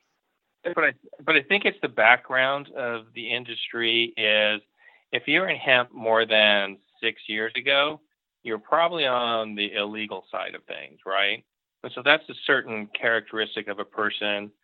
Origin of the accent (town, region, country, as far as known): Eastern Oregon, United States; born or raised there